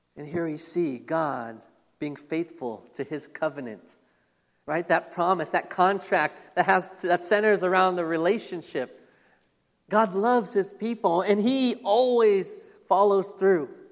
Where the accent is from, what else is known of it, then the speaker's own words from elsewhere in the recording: Phoenix, Arizona, United States; I was born here in the United States, born here in Phoenix, Arizona. And I've lived here all of my life, all 43 years of it